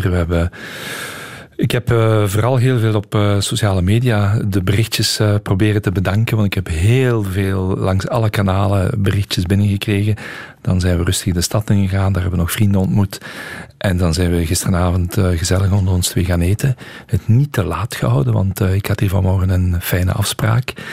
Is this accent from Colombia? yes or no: no; Hasselt, Limburg, Belgium; Heel veel respect voor … en als Hasselaar en zij Hasselse zijn we natuurlijk fier op.